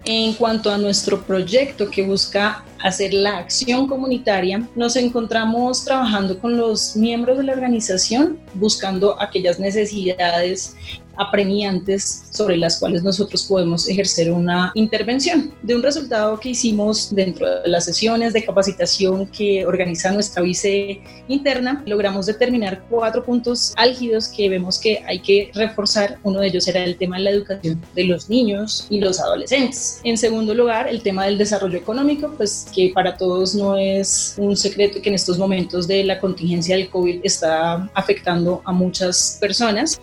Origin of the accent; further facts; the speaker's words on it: Bogotá, Colombia; yo soy bogotana